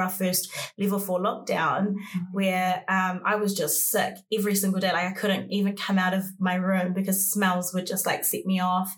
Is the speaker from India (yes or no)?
no; Auckland, New Zealand; I am from Kelston. I've grew up in West Auckland, and I am Samoan Māori